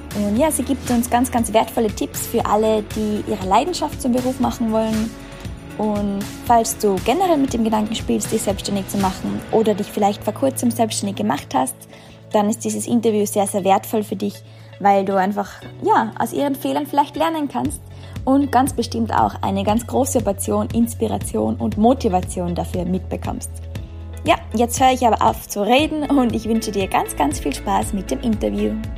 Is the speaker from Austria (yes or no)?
yes; Austria; moved away; ich komme ursprünglich aus Österreich